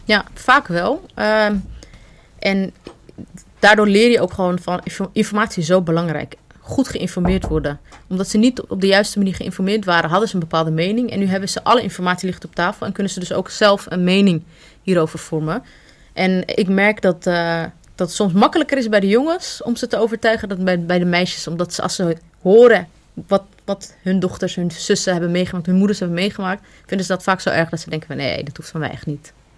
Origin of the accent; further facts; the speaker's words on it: Netherlands; also born or lived in Amsterdam; oorspronkelijk kom ik uit Somalië. maar Ik ben hier in Nederland geboren en getogen.